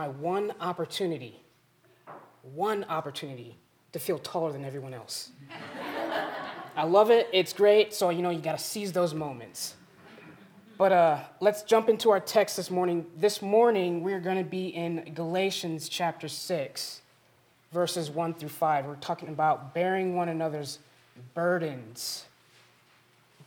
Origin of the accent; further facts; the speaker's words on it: Springfield, Missouri, United States; now in Custer, United States; I come from Springfield, Missouri